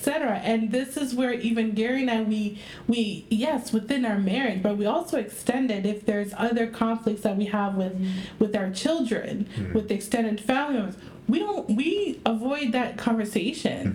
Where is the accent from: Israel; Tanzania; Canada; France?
Tanzania; moved away; We haven't been to my home country, okay, to Tanzania